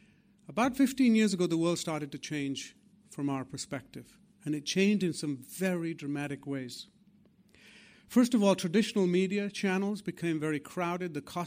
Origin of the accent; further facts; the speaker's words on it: England, United Kingdom; the wonderful companies and the institutions that I grew up with here in England